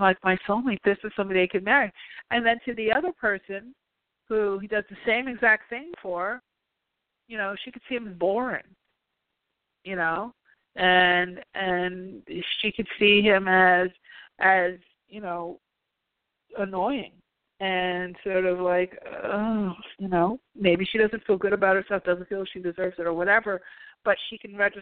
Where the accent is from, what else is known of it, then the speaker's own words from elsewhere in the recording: New York, United States; now in California, United States; being a New Yorker